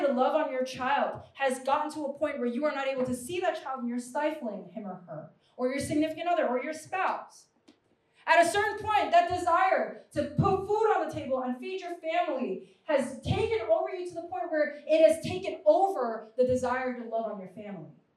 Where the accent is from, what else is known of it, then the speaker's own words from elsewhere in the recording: New York, United States; I'm a New Yorker.